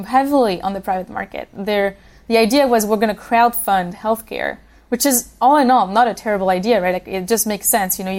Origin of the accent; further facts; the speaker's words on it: Switzerland; now in United States; I grew up in Switzerland.